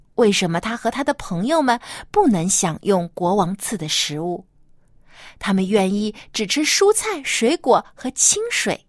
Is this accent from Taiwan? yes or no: no; China; 我们中国人啊，有习俗就是一家人都要团聚在一起来吃大餐